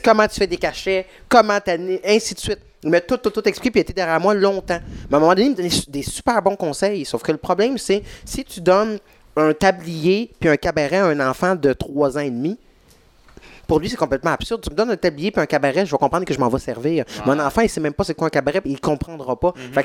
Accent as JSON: {"language": "French", "town": "Saint-Jean-sur-Richelieu", "region": "Quebec", "country": "Canada", "tie": "born or raised there", "said": "j'ai grandi à Saint-Jean"}